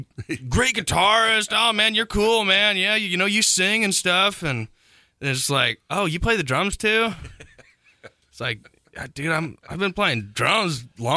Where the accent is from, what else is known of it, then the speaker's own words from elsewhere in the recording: Royal Center, Indiana, United States; moved away; I'm actually going to play like my hometown